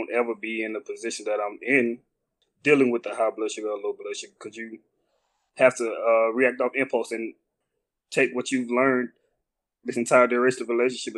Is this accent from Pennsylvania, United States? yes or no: no; Montgomery, Alabama, United States; from Montgomery, Alabama